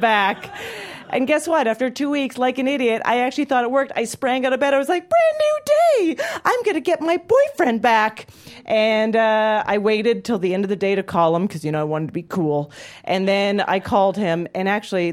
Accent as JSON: {"language": "English", "town": "Calgary", "region": "Alberta", "country": "Canada", "tie": "born or raised there", "moved": "yes", "said": "I grew up in Calgary, Alberta, Canada"}